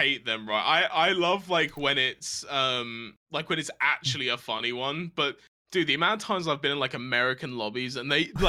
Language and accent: English; United Kingdom; And I remember there was these guys that was just dogging on me for being British for no reason.